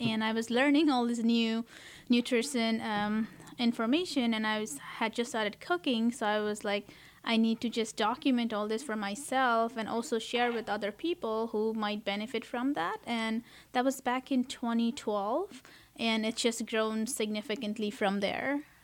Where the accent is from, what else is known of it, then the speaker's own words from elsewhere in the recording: Kathmandu, Bagmati, Nepal; now in United States; I, uh, was born and raised in Kathmandu, Nepal